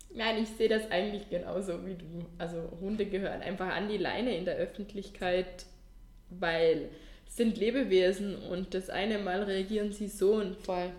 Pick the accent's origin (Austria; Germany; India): Austria; Vorarlberg; bei uns in Vorarlberg